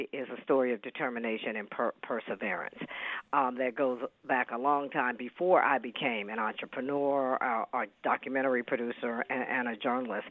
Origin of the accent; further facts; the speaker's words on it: Kansas City, Missouri, United States; moved away as an adult; also born or lived in Seattle, Washington / Dallas; I was born and raised in Kansas City, Missouri